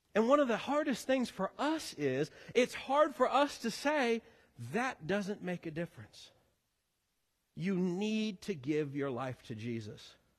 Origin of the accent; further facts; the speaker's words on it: Missouri, United States; moved away; I am a Missouri boy born and raised, as is my wife